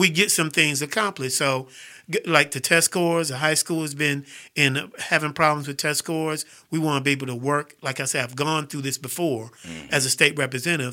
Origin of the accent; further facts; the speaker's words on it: Fairfield, Alabama, United States; also born or lived in Farrell, Pennsylvania / Sharon, Pennsylvania / Houston, Texas; I'm a Fairfield dude